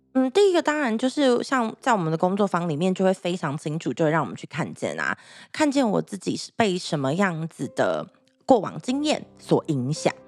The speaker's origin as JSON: {"language": "Chinese", "town": "Taichung", "country": "Taiwan", "said": "我那时候我是台中人，所以我要嗯。在台中就是读书嘛，上课"}